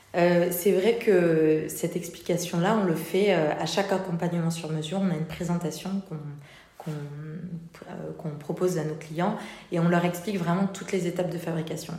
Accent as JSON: {"language": "French", "town": "Toulouse", "region": "Occitania", "country": "France", "also_born_or_lived": "Paris", "moved": "as an adult", "said": "je viens je viens de Toulouse à la base"}